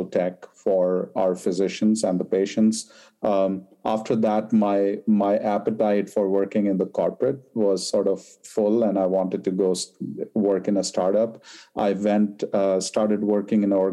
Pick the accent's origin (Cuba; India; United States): India; moved away; I was born and raised in India